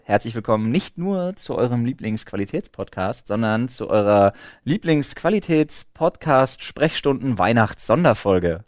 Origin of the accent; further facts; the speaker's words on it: Berlin, Germany; wir als Berliner